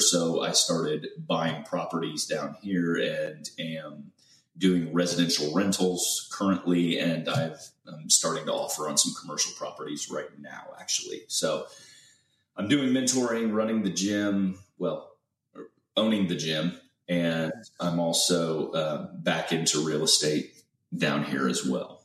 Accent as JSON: {"language": "English", "region": "Central Illinois", "country": "United States", "tie": "born or raised there", "moved": "as an adult", "lives_now": "Houston, United States", "said": "I'm originally from Central Illinois, and uh, I was born and raised there. Spent about 18 years there"}